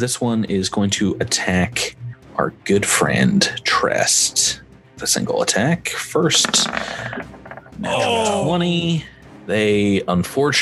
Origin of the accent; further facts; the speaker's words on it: North Carolina, United States; I grew up in North Carolina.